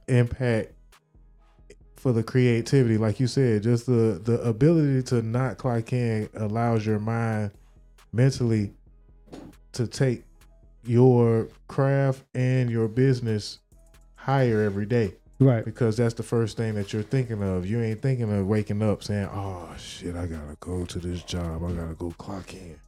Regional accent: Miami, Florida, United States; I'm from Miami

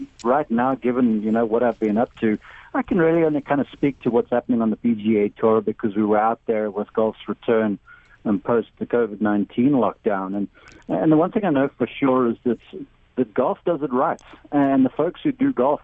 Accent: South Africa; moved away as an adult; now in United States; I'm from South Africa originally, now American citizen

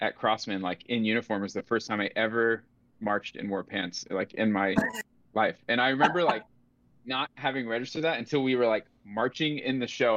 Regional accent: North Carolina, United States; moved away as an adult; also born or lived in Texas; I grew up in North Carolina, so it was like my home team core.

